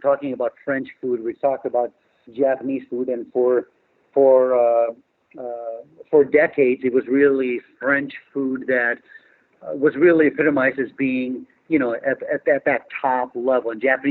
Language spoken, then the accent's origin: English; India; I'm not going to be afraid of the fact that I'm Indian. I think it's a great culture.